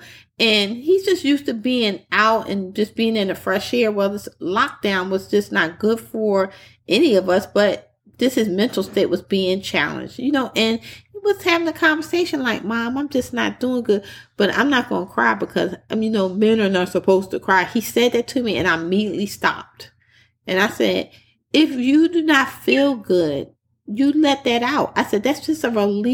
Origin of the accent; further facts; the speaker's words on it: Philadelphia, Pennsylvania, United States; I'm from Philly, the typical growing up in the North